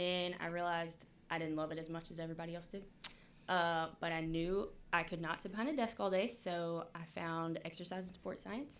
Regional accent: Jackson, Mississippi, United States; moved away as an adult; also born or lived in Alabama; I am 26. I was born in Jackson, Mississippi, and through college ended up in Alabama

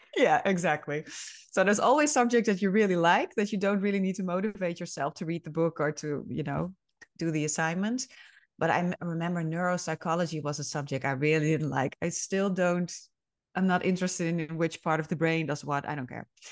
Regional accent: Friesland, Netherlands; also born or lived in Groningen / Leeuwarden; I was actually born and raised in Friesland

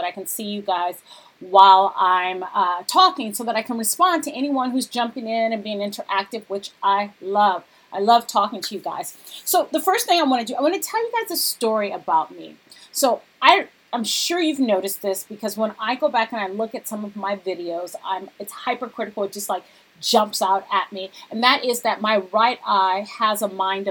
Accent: Cerritos, California, United States; also born or lived in Lakewood; I grew up in Cerritos, but my first elementary school was actually in Lakewood, which was next door, Palms Elementary.

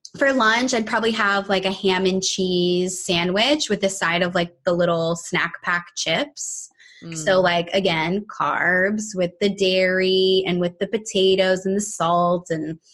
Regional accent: Virginia, United States; we grew up in Virginia, like from the South

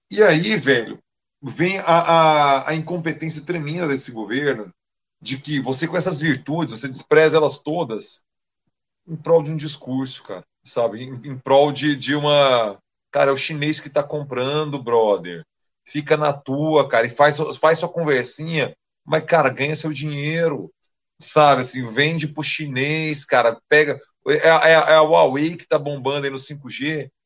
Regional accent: Central-West Brazil, Brazil; accent: caipira (R puxado), roceiro; o nosso sotaque, que antes era tirado, hoje ele, é, ele é, é, um quê de orgulho, principalmente perante os sertanejos, entendeu? Do R puxado

